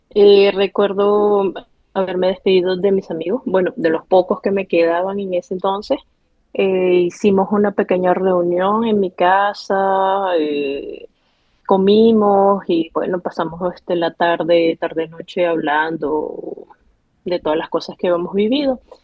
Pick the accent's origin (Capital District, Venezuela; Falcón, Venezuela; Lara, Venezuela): Lara, Venezuela; Barquisimeto; moved away as an adult; also born or lived in Nice, France / Paris, France; now in Lyon, France; Iría, creo que en los años 90, cuando era niña, a Barquisimeto, porque a pesar de todo, si tuve una niñez feliz